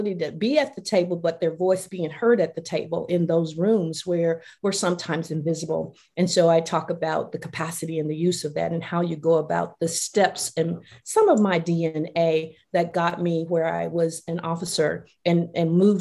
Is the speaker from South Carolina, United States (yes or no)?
no; Mississippi Delta, United States; I grew up in the Mississippi Delta